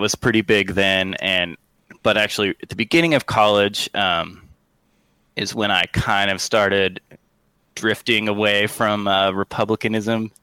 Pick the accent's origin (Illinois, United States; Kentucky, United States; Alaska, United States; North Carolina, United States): Alaska, United States; Sitka; I grew up in Sitka, Alaska